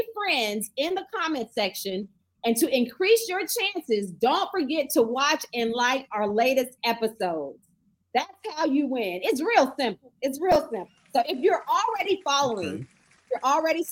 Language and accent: English; Fort Lauderdale, Florida, United States; I grew up behind the swap shop in Lauderdale and Westwood